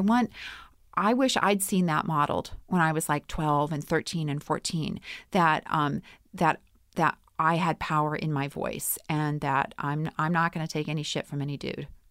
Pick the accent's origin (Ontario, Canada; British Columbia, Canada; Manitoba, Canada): Manitoba, Canada; Winnipeg; I'm from Winnipeg